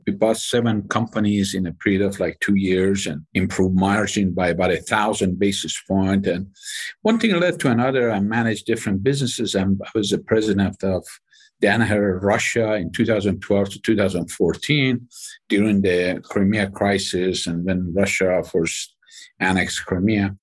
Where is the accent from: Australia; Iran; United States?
Iran; moved away as an adult; I grew up in Iran